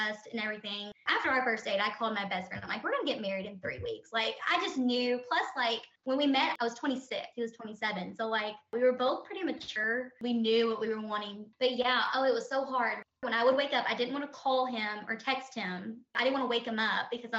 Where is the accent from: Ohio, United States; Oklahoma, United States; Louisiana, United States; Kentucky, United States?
Kentucky, United States; also born or lived in Louisville, Kentucky; Right now, we live in Louisville, Kentucky, but that could always change, but we're both from Kentucky, so that's where we're calling home for right now